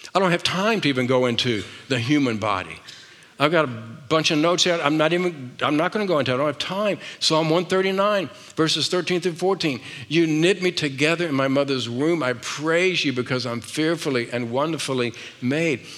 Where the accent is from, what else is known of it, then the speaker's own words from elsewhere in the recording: the South, United States; I was raised in the South